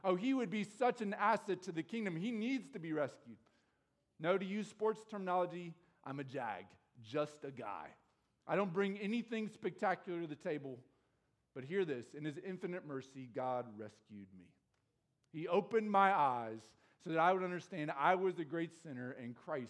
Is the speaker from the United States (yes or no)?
yes; Chariton, Iowa, United States; I grew up in Sheraton, Iowa